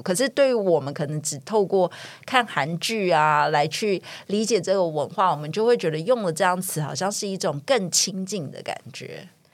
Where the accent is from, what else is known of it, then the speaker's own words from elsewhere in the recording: Taiwan; moved away as an adult; 我在国外留学几年之后回来，有一天回台湾嘛，放暑假回台湾